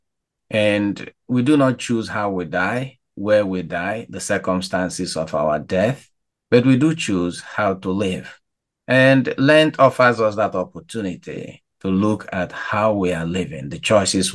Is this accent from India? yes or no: no; Nigeria; now in Chicago, United States; as a Nigerian